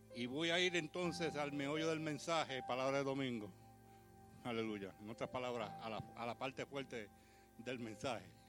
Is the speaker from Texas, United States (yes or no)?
no; New York, United States; nací en Brooklyn, me crié en Brooklyn